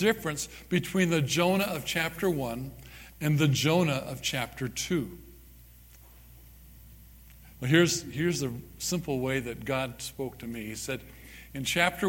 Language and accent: English; Southern California, United States; now in Parowan, United States; I was born and raised in Southern California